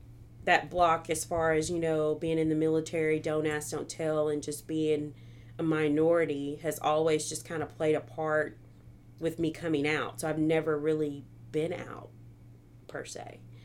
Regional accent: Missouri, United States; now in Arkansas, United States; So, I guess you could say I'm from Missouri. I was an Army brat. But I came to Arkansas because I got a scholarship

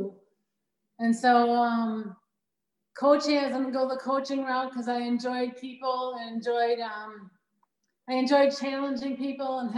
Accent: Green Bay, Wisconsin, United States; also born or lived in Stevens Point, Wisconsin / Oshkosh, Wisconsin; I grew up in Green Bay, Wisconsin

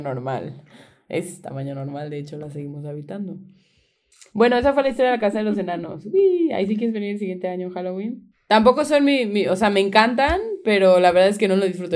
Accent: Veracruz, Mexico; moved away

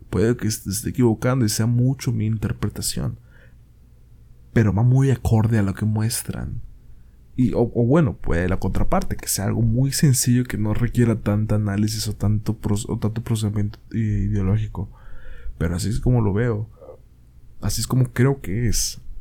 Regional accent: Mexico; Verga, soy mexicano, he ido al IMSS, y he tardado horas

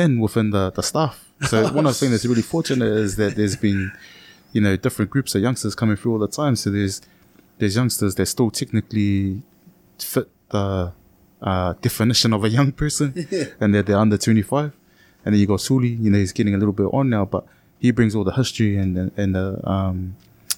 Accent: Auckland, New Zealand; I'm from Ranui

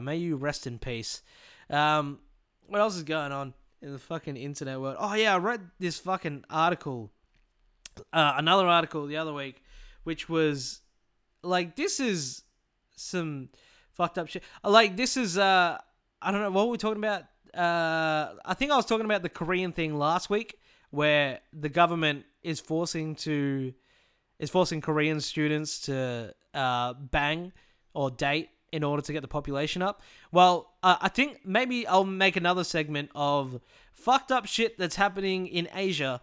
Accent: Morwell, Victoria, Australia; born or raised there

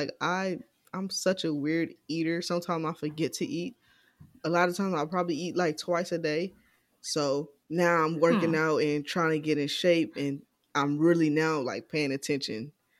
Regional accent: California, United States; also born or lived in New York; now in Dallas, United States; I've lived in 3 different states, born and raised in California. Moved to New York

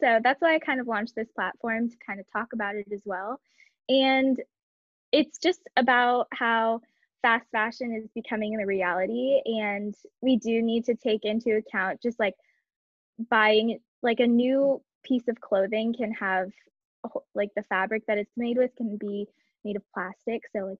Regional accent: Kansas, United States; moved away as an adult; also born or lived in San Diego, California; I was actually born and raised in Kansas, so I have some Midwest roots, but I moved to San Diego for school

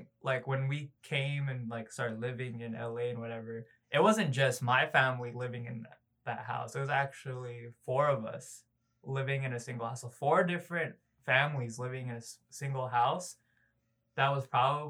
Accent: Philippines; also born or lived in Los Angeles, California, United States; now in Tennessee, United States; I actually call the Philippines where I grew up over there, I actually call that place home

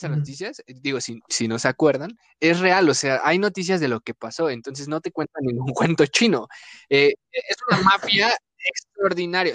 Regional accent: Mexico; somos mexicanos

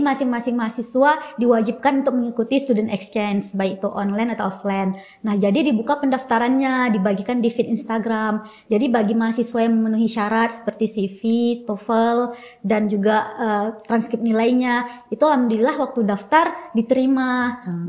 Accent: West Aceh, Indonesia; moved away as an adult; also born or lived in Yogyakarta / Kalimantan; aku asalnya dari Aceh Barat

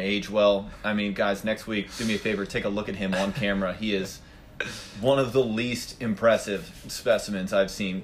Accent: Baltimore, Maryland, United States; growing up in the Baltimore area

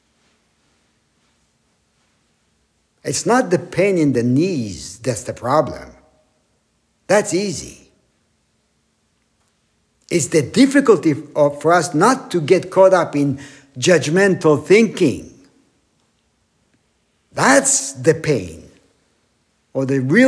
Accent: Israel; now in Wyckoff, United States; growing up in Israel, still having family there.

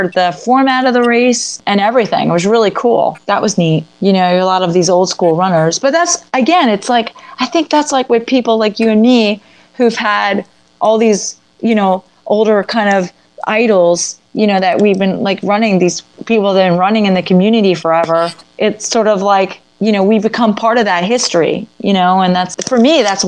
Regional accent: Coral Springs, Florida, United States; also born or lived in North Miami Beach, Florida / Boca Raton, Florida; I was born in North Miami Beach, lived in Coral Springs and Boca my whole life.

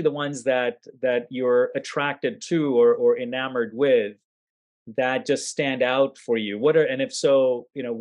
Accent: India; I'm Indian

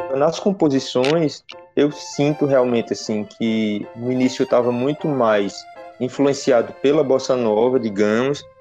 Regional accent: Petrolina, Pernambuco, Brazil; eu sou de Petrolina

